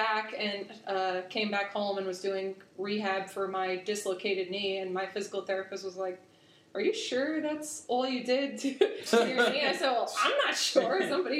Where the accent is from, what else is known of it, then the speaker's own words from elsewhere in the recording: Huntersville, North Carolina, United States; also born or lived in New York; I was born in New York and moved down here when I was a kid. We moved to Huntersville.